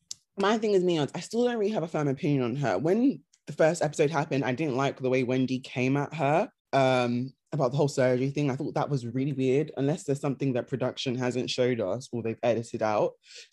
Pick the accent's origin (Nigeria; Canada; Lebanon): Nigeria; because obviously her being Nigerian, us obviously being Nigerian, we did want to like her